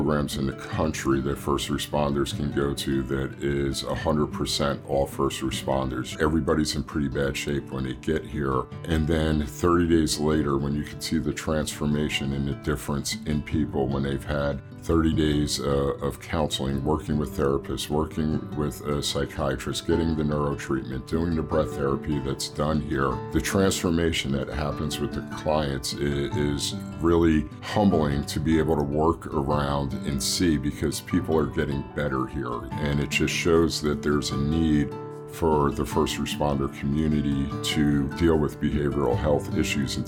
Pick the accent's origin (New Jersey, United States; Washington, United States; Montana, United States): New Jersey, United States; New Brunswick; I'm initially from New Brunswick. I was born and raised in that city.